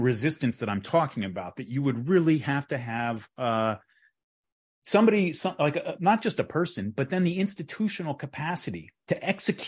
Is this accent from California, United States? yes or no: yes; California, United States; I'm from California.